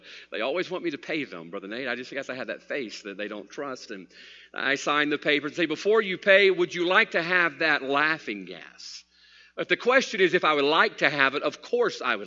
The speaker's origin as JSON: {"language": "English", "country": "United States", "said": "I'm an American"}